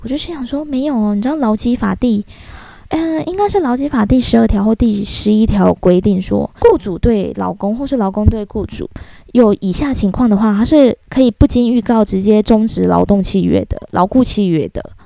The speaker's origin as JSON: {"language": "Chinese", "region": "southern Taiwan", "country": "Taiwan", "tie": "born or raised there", "moved": "as an adult", "said": "我在都是在南部生活嘛，小时候"}